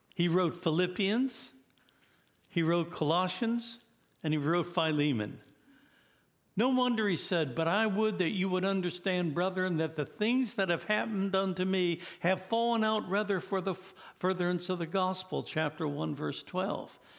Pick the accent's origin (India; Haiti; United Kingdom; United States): United States; as an American in Pakistan